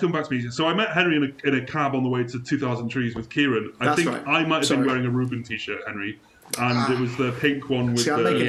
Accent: Wales, United Kingdom; I went through a really strong phase when I moved from North Wales to South Wales

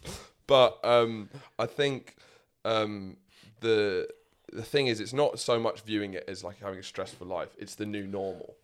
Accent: England, United Kingdom; we don't like being English

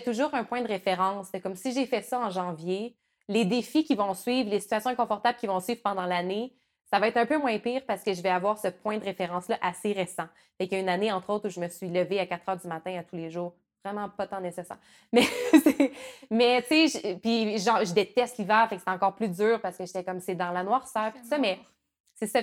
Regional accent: Rivière-du-Loup, Quebec, Canada; moi, je viens du Bas-Saint-Laurent, puis à, Rivière-du-Loup, il y avait un, minuscule parc d'attractions

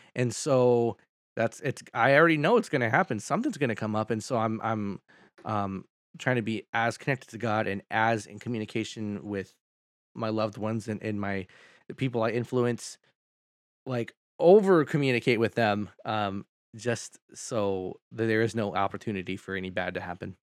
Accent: Sacramento, California, United States; I grew up here in Sacramento

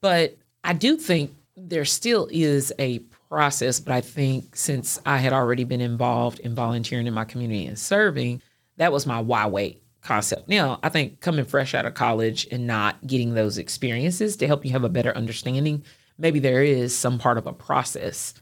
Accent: Clarksville, Tennessee, United States; moved away as an adult; also born or lived in Nashville, Tennessee; now in Chattanooga, United States; growing up in Clarksville and going to college there

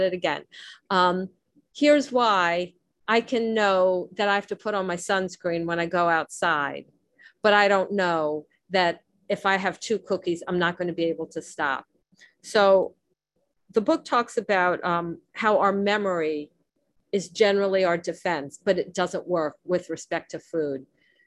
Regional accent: Miami, Florida, United States; I grew up in Miami

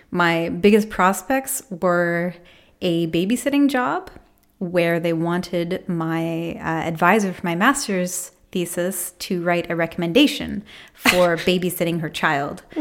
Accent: Maine, United States; also born or lived in Alaska; I grew up all over the world because my dad was in the military. I was actually born in Alaska, but I call Maine home.

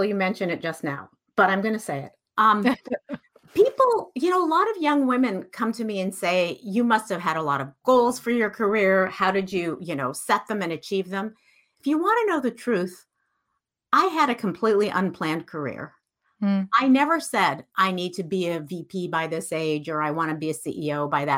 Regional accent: Iran; moved away; So I grew up in Iran. I'm Iranian.

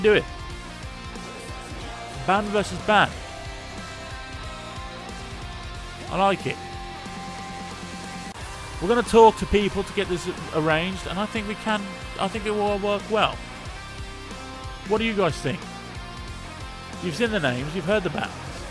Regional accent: Black Country, West Midlands, United Kingdom; I'm from the Black Country. I'm in the West Midlands

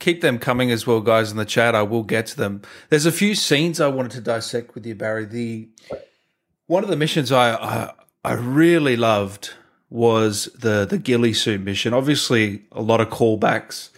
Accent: Australia

